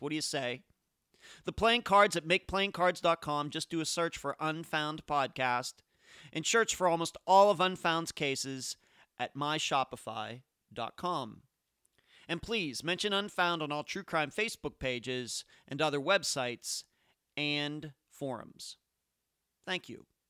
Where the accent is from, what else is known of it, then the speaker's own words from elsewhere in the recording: Pittsburgh, Pennsylvania, United States; now in Las Vegas, United States; I'm originally from the Pittsburgh area